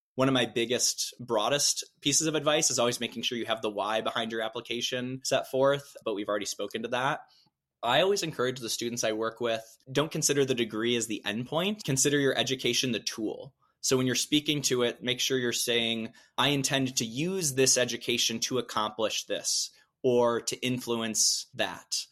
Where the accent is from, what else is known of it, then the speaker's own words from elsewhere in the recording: Midwest, United States; as a Midwesterner